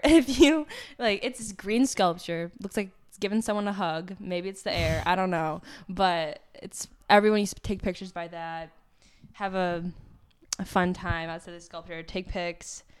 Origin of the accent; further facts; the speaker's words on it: Park Ridge, Illinois, United States; I grew up in Park Ridge my entire life